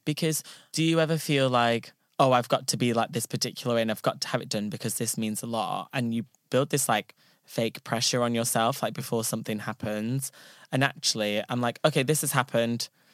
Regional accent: Ashton-under-Lyne, North West England, United Kingdom; so I'm from Ashton

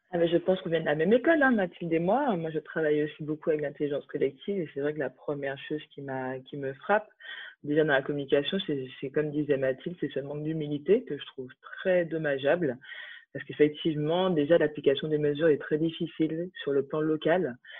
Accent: Martinique, France; now in Paris, France; moi, j'habite à Paris depuis euh, depuis dix ans. Je suis née en Martinique

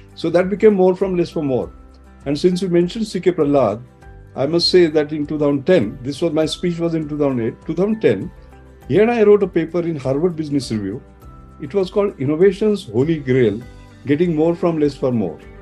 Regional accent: India; I'm very proud of being Indian

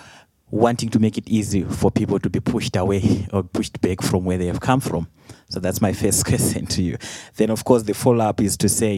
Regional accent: Zimbabwe; moved away; I come from Zimbabwe

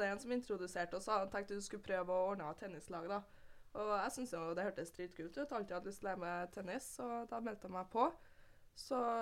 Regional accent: Trondheim, Trøndelag, Norway; Jeg er født og oppvokst her i Trondheim

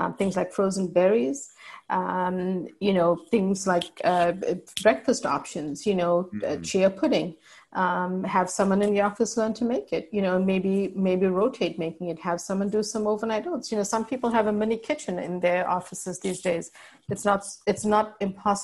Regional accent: South Africa; moved away; So I'm part Indian, but raised in South Africa

